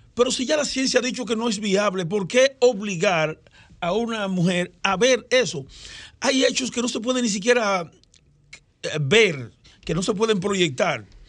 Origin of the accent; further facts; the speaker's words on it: Elías Piña, Dominican Republic; Yo soy de Elia Piña, yo soy de un campo.